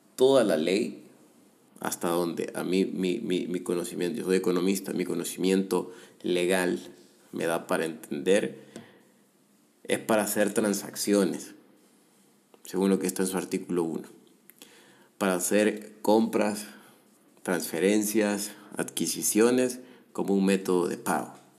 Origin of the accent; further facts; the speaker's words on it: El Salvador; yo como ciudadano salvadoreño